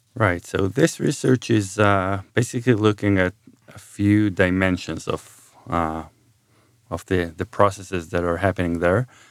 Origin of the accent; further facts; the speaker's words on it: Jerusalem, Jerusalem District, Israel; moved away as an adult; also born or lived in Ithaca, United States; I'm from Israel. Um, I was born and raised in Jerusalem